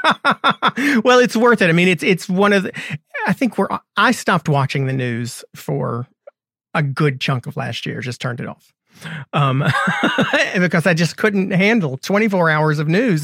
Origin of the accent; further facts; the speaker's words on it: North Carolina, United States; my home state, North Carolina